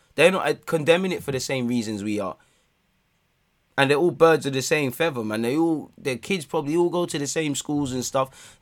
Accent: England, United Kingdom; as an Englishman

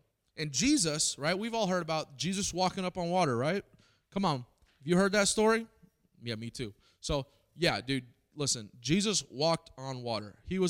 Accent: Springfield, Missouri, United States; I grew up in Springfield, Missouri, and this is where I came from, right? I came from the number 2 most Bible-minded believing city in America.

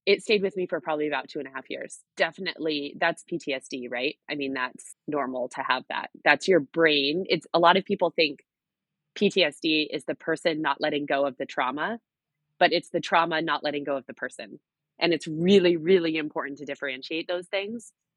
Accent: outside of Seattle, Washington, United States; moved away; I grew up right outside of Seattle, Washington

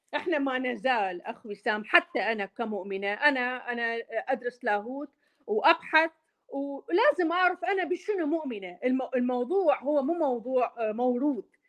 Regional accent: Mosul, Nineveh, Iraq; accent: Maslawi (Mosul) dialect; also born or lived in Baghdad; now in United States; انا عراقيه و احكي اللهجه المصلاويه اكثر من البغداديه

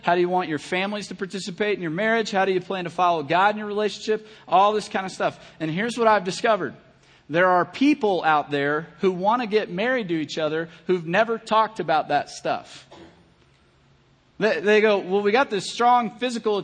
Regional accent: Kentucky, United States; I'm from Kentucky

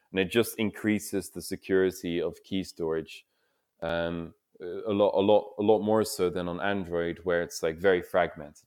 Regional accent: Netherlands; I'm, I'm from the Netherlands myself

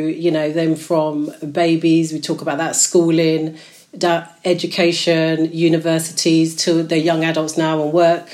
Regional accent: Slough, South East England, United Kingdom; I'm born and bred in Slough, but I've moved around a little bit

